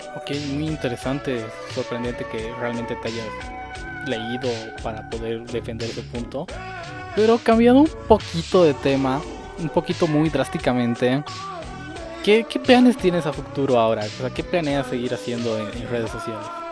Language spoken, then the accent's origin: Spanish; Bolivia